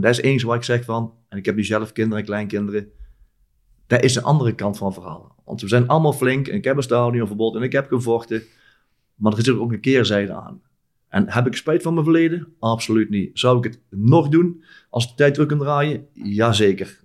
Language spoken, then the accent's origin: Dutch; North Brabant, Netherlands; wij zijn Brabanders